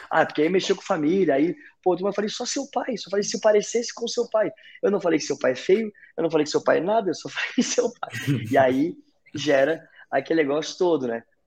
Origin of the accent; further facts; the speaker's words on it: Brazil; also born or lived in North Carolina, United States; saí do Brasil